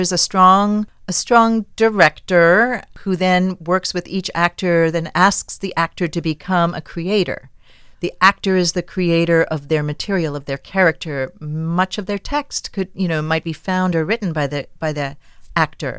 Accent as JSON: {"language": "English", "town": "Winnipeg", "region": "Manitoba", "country": "Canada", "tie": "born or raised there", "moved": "as an adult", "lives_now": "Damascus, United States", "said": "I trained at a university in my hometown in Winnipeg"}